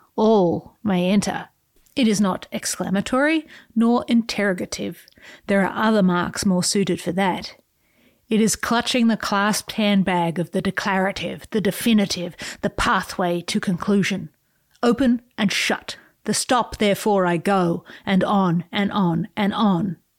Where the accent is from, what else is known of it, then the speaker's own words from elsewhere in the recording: Australia; I, as an Australian